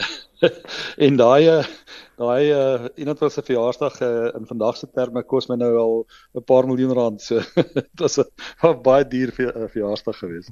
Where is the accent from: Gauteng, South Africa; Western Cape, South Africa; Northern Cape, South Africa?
Gauteng, South Africa; Meyerton; ek het uh, groot geword op 'n klein dorpie Meyerton, uh, daar in naby naby so hier syd van Johannesburg.